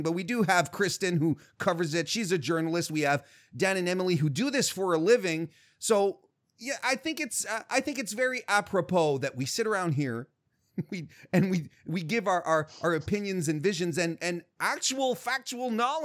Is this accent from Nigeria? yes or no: no; Canada; I'm Canadian